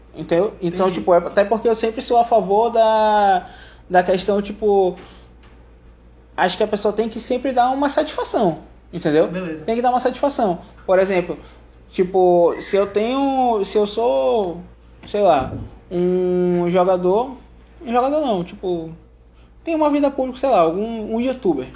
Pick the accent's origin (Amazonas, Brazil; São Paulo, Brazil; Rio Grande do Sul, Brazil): Amazonas, Brazil; Manaus; eu sou de Manaus